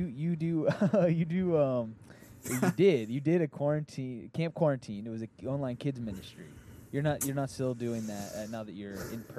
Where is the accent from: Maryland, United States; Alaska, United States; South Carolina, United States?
Maryland, United States; I grew up in Maryland